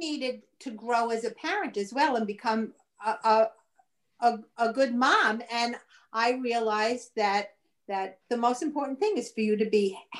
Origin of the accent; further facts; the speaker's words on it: Brooklyn, New York, United States; Brooklyn, born and raised.